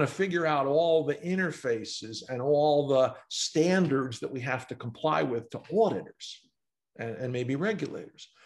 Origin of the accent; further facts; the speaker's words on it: New York City, New York, United States; I grew up in New York City